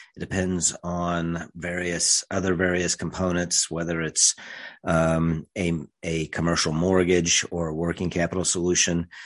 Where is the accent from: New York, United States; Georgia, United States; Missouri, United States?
Missouri, United States; rural central; grew up in rural central Missouri